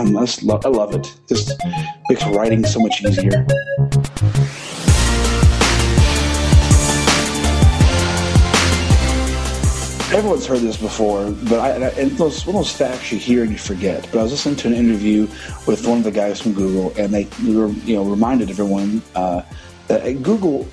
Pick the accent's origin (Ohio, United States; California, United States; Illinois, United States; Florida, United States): Illinois, United States; I was born and raised in Illinois. I currently live there now in a small town